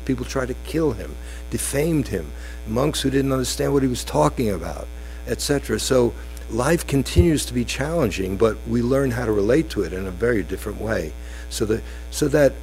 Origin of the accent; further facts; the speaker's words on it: United States; being an American Jew